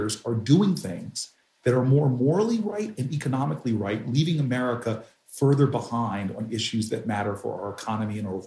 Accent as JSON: {"language": "English", "country": "United States"}